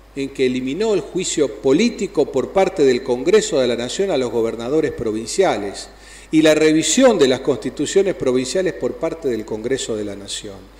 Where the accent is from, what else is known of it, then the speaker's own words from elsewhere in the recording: Santa Fe, Argentina; como hombre del interior, como santafesino